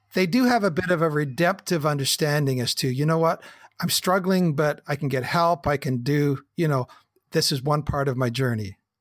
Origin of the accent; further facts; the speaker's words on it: the Kootenays, British Columbia, Canada; I'm a Canadian kid, a farm boy, grew up in the Kootenays